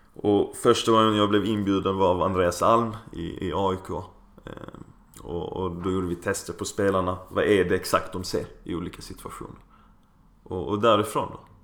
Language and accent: Swedish; Skåne, Sweden; Vi är ju bortskämda med det i Skåne